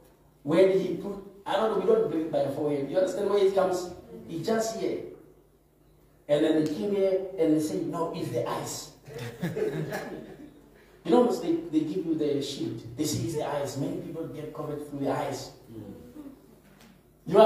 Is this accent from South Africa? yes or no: yes; South Africa; I'm a South African, I vaccinate. I'm a South African, I don't.